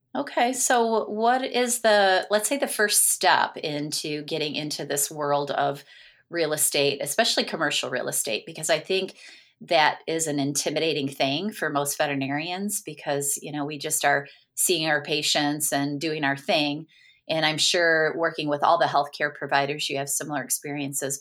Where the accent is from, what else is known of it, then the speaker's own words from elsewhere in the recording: Michigan, United States; I'm from Michigan